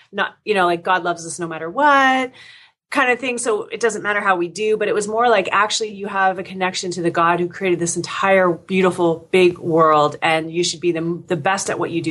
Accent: Windsor, Ontario, Canada; also born or lived in Oklahoma, United States; I grew up in Windsor, which is a border town right across from Detroit, Michigan

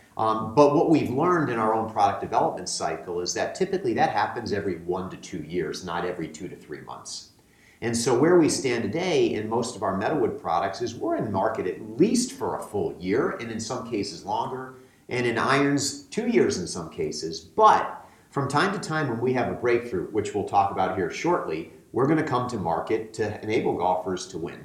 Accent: United States; moved away; I grew up playing competitive golf back on the East Coast, I'm from the New York, Connecticut area originally.

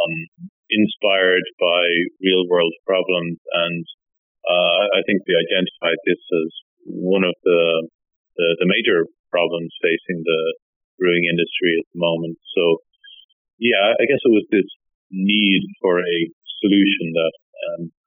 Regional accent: Ireland; moved away as an adult; also born or lived in United Kingdom / Oxford / Nottingham; now in Finland; I'm originally from Ireland, and I was there until, I guess, 2004, then moved to the UK

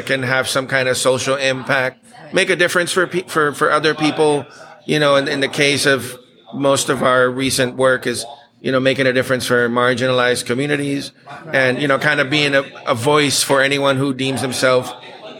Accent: Aruba; also born or lived in Texas; now in United States; me born in Texas, raised mostly in Aruba.

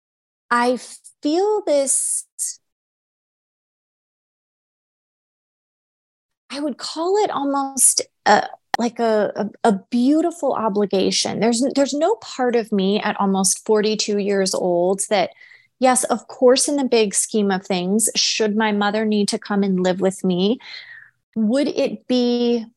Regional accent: United States; Americans by nature, we're selfish.

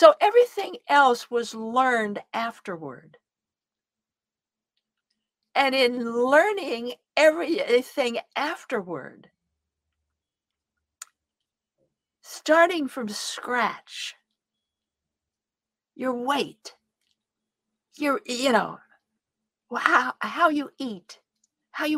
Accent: Southern Idaho, United States; I come from Southern Idaho. I'm a Western woman. And I'm a cop's kid. I was raised in a police station.

